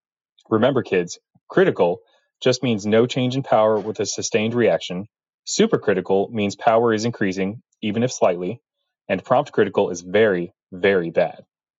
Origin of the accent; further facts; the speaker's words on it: North Carolina, United States; I'm from North Carolina, and I am a nuclear engineer